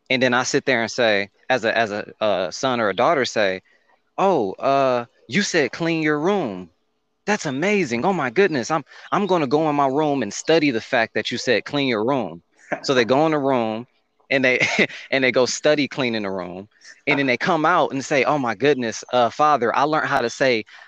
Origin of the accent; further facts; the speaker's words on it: Detroit, Michigan, United States; moved away; I'm from Detroit, Michigan, originally